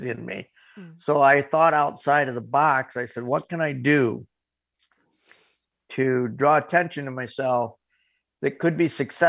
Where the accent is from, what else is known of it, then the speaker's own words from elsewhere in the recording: Corning, New York, United States; my hometown of Corning, New York